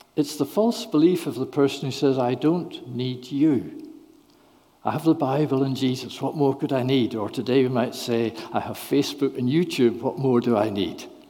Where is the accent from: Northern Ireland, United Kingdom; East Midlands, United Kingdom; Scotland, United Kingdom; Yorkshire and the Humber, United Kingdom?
Northern Ireland, United Kingdom; moved away; I'm from Northern Ireland originally